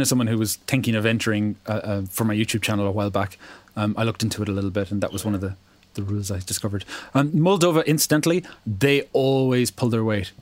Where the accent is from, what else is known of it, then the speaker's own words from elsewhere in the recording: Ireland; as an Irish person